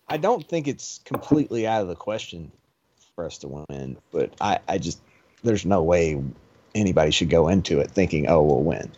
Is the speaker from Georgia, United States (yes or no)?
yes; DeKalb County, Georgia, United States; I'm from DeKalb County myself